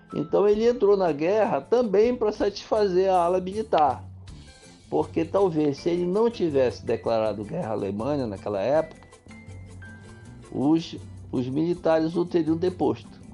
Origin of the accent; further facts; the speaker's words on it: Juruti, Pará, Brazil; also born or lived in Óbidos / Santarém / Belém; a infância que eu passei no Paraná da Dona Rosa, no município de Juruti, onde eu fiquei até 10 anos de idade